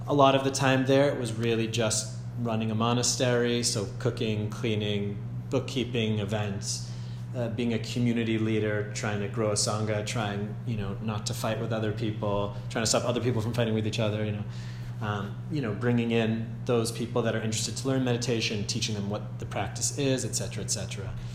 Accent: Andover, Massachusetts, United States; moved away as an adult; also born or lived in Germany; I'm from Andover, Massachusetts, originally and currently

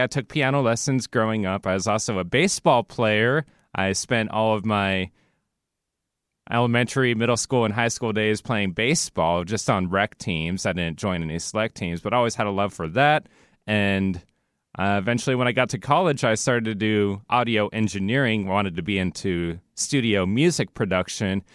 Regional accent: Seattle, Washington, United States; I'm a Pacific Northwest native, born and raised in Seattle, Washington, never moved in my entire life

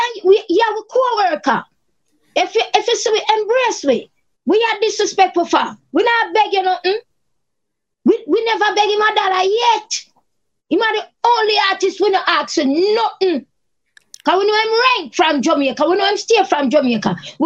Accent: Cape Town, Western Cape, South Africa; Me and Charmian stand up and mind our own business. We are from Cape Town.

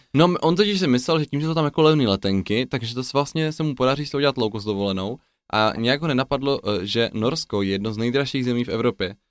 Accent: Czechia; jako správní Češi

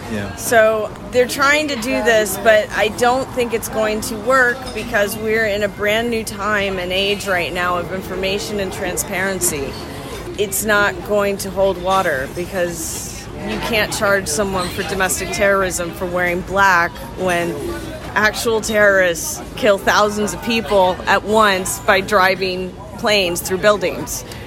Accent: Atlanta, Georgia, United States; born or raised there; also born or lived in Nashville, Tennessee

